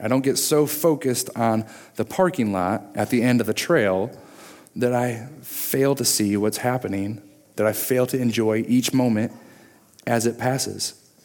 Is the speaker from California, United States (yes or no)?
no; Michigan, United States; moved away as an adult; also born or lived in Virginia; growing up in Michigan